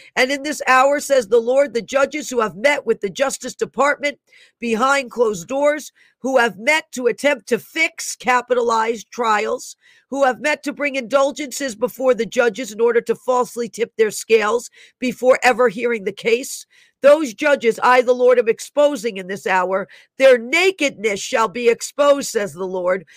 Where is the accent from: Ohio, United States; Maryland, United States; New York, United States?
New York, United States; New York City; moved away; I was born in Einstein Hospital in the Bronx. I lived there almost half of my life. I lived in that area